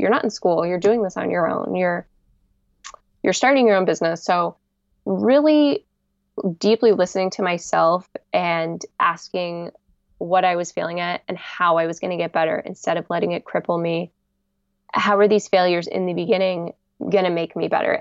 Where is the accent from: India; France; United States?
United States; Bay Area, California; I'm from the Bay Area